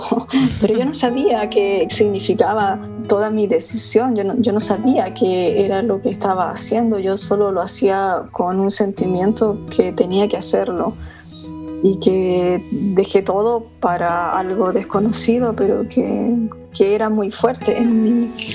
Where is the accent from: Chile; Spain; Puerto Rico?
Chile; soy chilena también